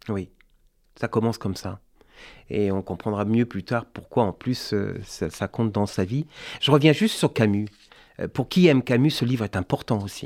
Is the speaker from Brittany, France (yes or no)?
yes; Brittany, France; je suis breton